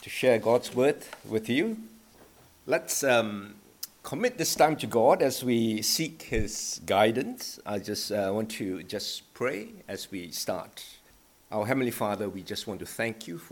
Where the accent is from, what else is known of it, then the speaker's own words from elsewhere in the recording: Malaysia; now in Australia; Growing up in Malaysia